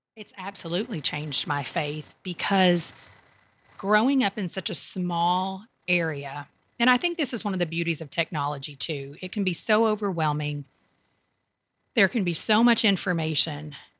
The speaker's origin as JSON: {"language": "English", "region": "Kentucky", "country": "United States", "tie": "born or raised there", "also_born_or_lived": "Tampa, Florida", "moved": "as an adult", "lives_now": "Raleigh, United States", "said": "I grew up in Kentucky"}